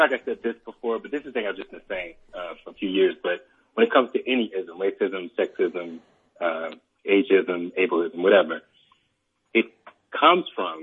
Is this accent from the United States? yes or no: yes; Atlanta, Georgia, United States; when I was younger, I grew up in Atlanta